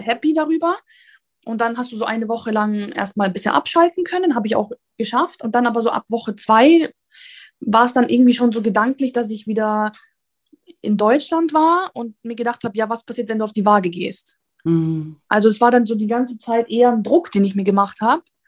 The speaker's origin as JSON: {"language": "German", "country": "Italy", "said": "ich bin Italienerin"}